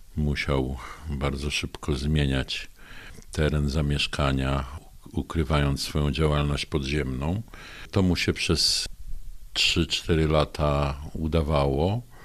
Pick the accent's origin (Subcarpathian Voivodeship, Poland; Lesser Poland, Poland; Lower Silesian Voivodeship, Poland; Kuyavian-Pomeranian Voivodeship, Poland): Lower Silesian Voivodeship, Poland; Bystrzyca Kłodzka; Urodziłem się w Bystrzycy Kłodzkiej w 1956 roku